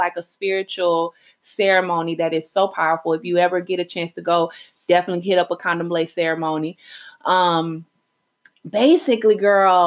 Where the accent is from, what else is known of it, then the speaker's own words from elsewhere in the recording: Houston, Texas, United States; also born or lived in Salvador, Bahia, Brazil; I'm from Houston, H-Town. Texas.